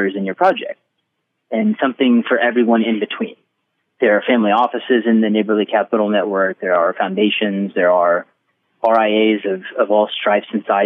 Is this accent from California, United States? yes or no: no; Maryville, Missouri, United States; I'm from Maryville, Missouri, which is 12,000